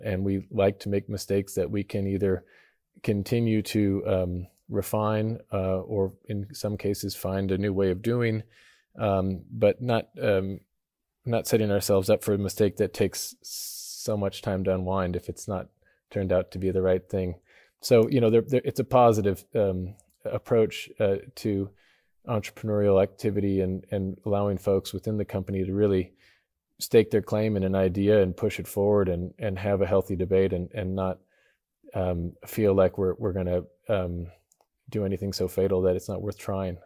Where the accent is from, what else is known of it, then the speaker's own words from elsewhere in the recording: Idaho, United States; I grew up in Idaho in a small town